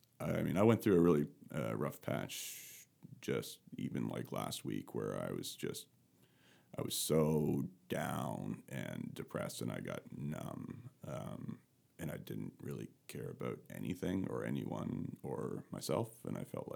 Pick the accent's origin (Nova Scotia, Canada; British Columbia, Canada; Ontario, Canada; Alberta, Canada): Nova Scotia, Canada; I come from Canada, from rural Nova Scotia, and had an amazing upbringing, great family still.